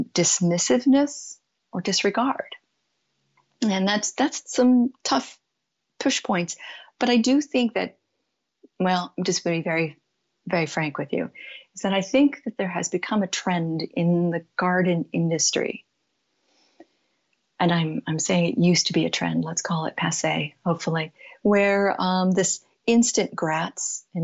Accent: San Jose, California, United States; moved away; also born or lived in Pacific Northwest / Tucson, Arizona; I grew up in San Jose, California

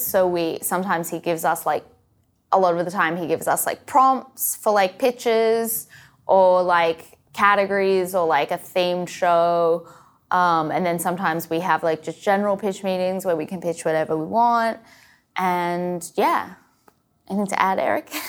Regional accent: Australia; moved away; I grew up in Australia

